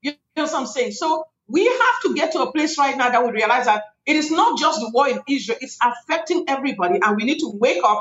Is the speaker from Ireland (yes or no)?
no; Cameroon; moved away; I come from Cameroon, West Africa. That's where I am from originally